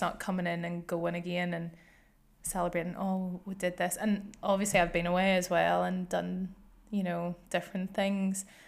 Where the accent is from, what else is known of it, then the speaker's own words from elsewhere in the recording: Northern Ireland, United Kingdom; moved away as an adult; now in Glasgow, United Kingdom; I grew up in Northern Ireland